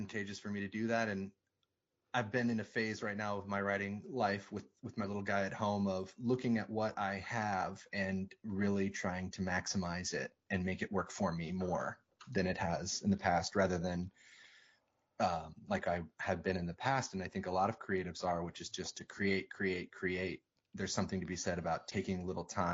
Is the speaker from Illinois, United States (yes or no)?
no; Port Townsend, Washington, United States; growing up in Port Townsend as a young kid in the 90s